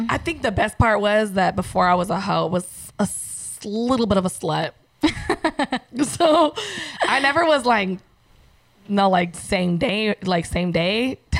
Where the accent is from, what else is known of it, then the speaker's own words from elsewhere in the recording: San Diego, California, United States; moved away; I'm from San Diego.